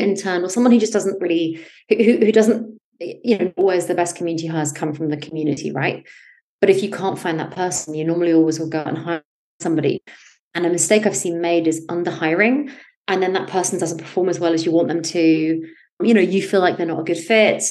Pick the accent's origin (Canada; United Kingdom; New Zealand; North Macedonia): United Kingdom; also born or lived in United States; I grew up in the West Coast in the UK, in the country, very far from opportunity at the time